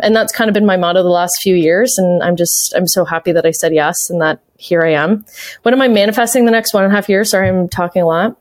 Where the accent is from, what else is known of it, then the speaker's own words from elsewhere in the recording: Canada; a Canadian fan back then